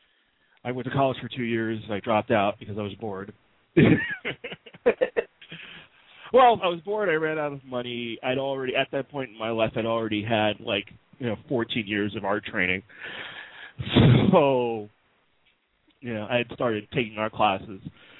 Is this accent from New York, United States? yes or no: yes; New York City, New York, United States; I grew up in New York City